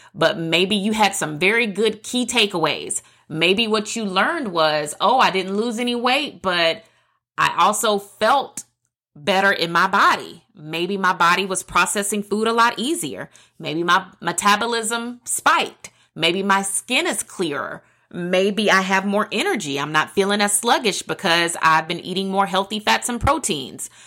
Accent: the South, United States; I'm a girl from the South

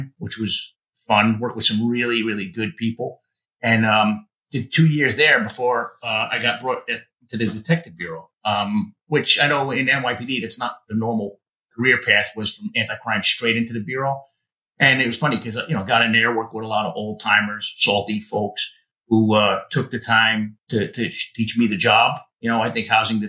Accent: Yonkers, New York, United States; also born or lived in Bronx, New York; I was raised in Yonkers, not far from the Bronx border. Mostly spent most of my time in the Bronx and Yonkers

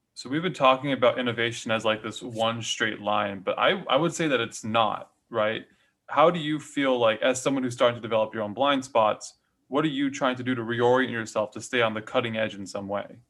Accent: Hawaii, United States; I was born and raised in Hawaii

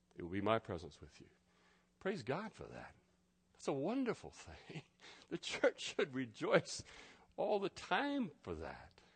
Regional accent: United States; I'm an American

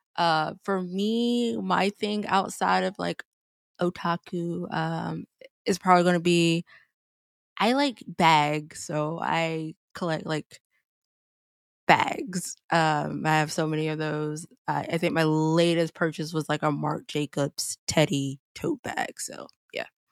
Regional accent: South Carolina, United States; born and raised in South Carolina

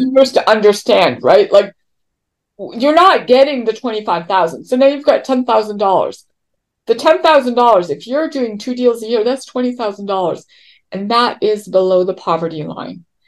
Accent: Toronto, Ontario, Canada; moved away as an adult; now in California, United States; I come from Toronto

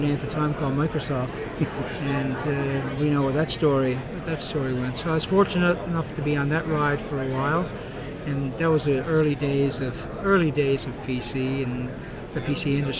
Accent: Fermeuse, Newfoundland and Labrador, Canada; moved away as an adult; now in Halifax, Canada; I'm from Newfoundland. I'm originally from the Southern Shore, a small fishing village called Fermuse

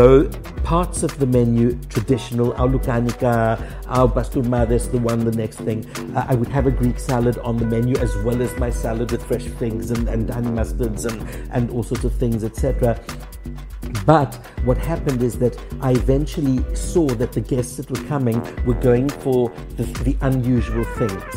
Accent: Krugersdorp, Gauteng, South Africa; moved away as an adult; now in Cyprus; the tiny little mining town that I grew up in Krugersdorp

